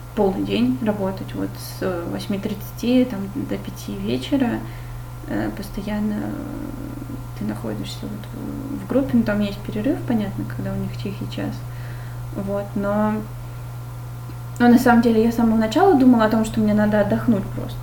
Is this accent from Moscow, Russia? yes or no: no; Saint Petersburg, Russia; я из Питера